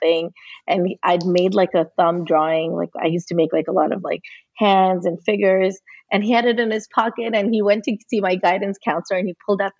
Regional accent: New Jersey, United States; we grew up in New Jersey

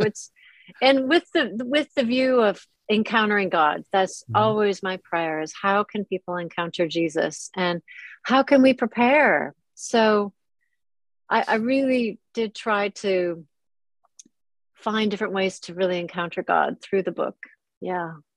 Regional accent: Minnesota, United States; moved away as an adult; now in London, United Kingdom; I was raised in Minnesota

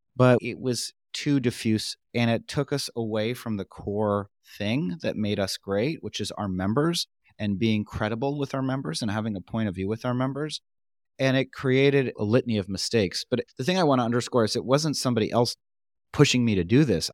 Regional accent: New York, United States; I'm from New York

